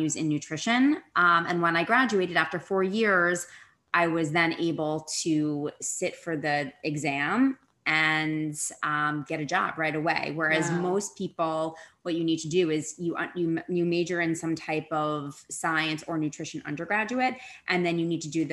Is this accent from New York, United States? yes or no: no; West Orange, New Jersey, United States; moved away as an adult; also born or lived in Wisconsin / Houston; I am from West Orange, New Jersey. I'm a Jersey girl through and through